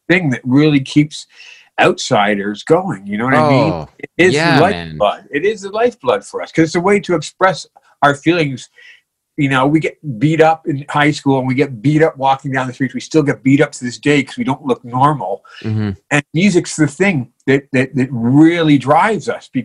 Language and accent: English; Toronto, Ontario, Canada; also born or lived in Pickering; I grew up in Scarborough